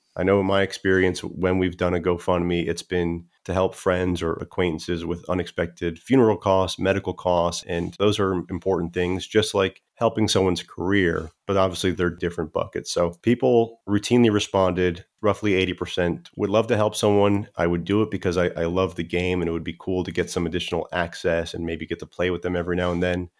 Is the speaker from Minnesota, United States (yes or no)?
no; South Florida, United States; I grew up in South Florida